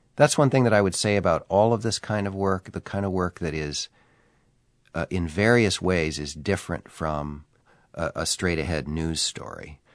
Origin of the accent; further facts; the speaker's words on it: Minnesota, United States; I was three years old, uh, and growing up in Minnesota in nineteen sixty-four